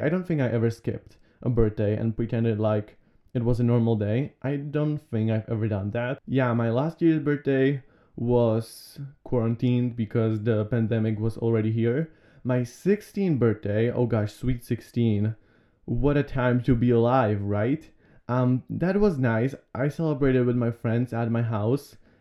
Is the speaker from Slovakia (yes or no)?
yes; Slovakia; I was born here in Slovakia.